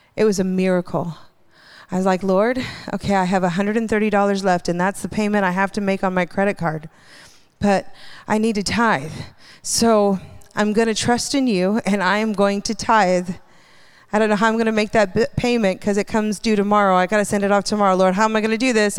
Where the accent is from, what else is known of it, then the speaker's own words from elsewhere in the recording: Hawaii, United States; I grew up in Hawaii.